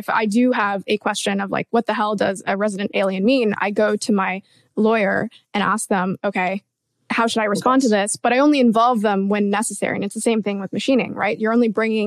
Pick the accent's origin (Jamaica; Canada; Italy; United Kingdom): Canada; I'm a Canadian